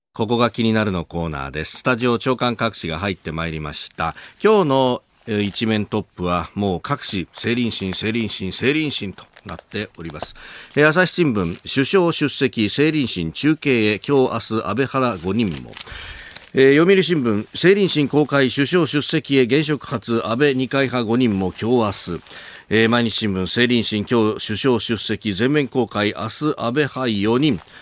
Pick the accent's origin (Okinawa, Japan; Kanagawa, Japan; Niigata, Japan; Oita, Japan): Kanagawa, Japan; 神奈川で育ちました